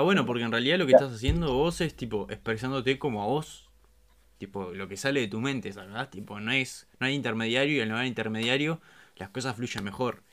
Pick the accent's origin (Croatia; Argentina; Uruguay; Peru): Uruguay; somos uruguayos